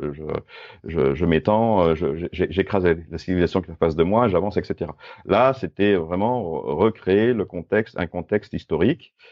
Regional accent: Grenoble, Auvergne-Rhône-Alpes, France; je suis grenoblois

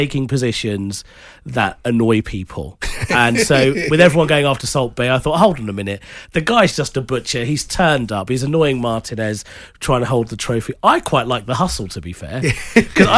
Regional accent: London, United Kingdom; born in Whitechapel, obviously. Yeah, obviously, in the 80s.

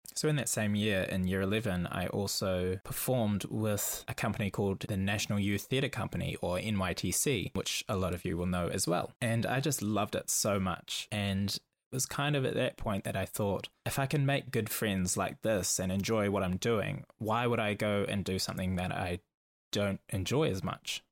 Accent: Auckland, New Zealand; I grew up in Auckland, New Zealand

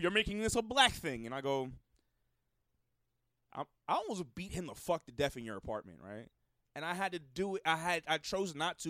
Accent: New York City, New York, United States; I'm from the Bronx

